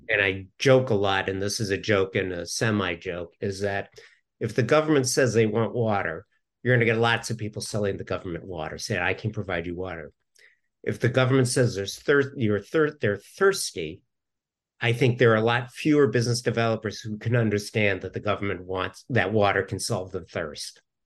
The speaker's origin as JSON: {"language": "English", "region": "Southern California", "country": "United States", "tie": "born or raised there", "moved": "yes", "said": "originally I'm from Southern California"}